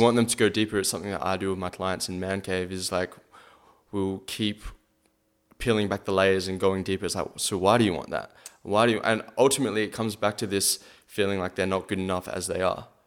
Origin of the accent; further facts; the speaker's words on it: Adelaide, South Australia, Australia; my hometown